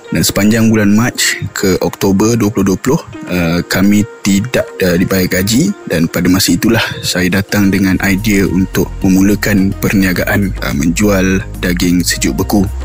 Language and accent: Malay; Kuala Lumpur, Malaysia; also born or lived in Malacca; saya berasal dari Kuala Lumpur. Uh, dibesarkan di Kuala Lumpur dan hanya keluar dari Kuala Lumpur untuk belajar di Melaka.